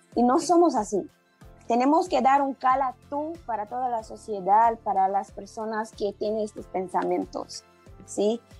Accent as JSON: {"language": "Spanish", "country": "Brazil", "second_language": "Spanish", "said": "soy brasileña"}